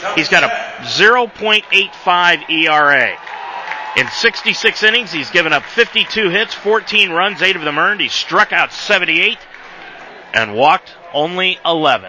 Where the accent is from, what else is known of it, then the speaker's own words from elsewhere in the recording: Northwest Ohio, United States; I come from Northwest Ohio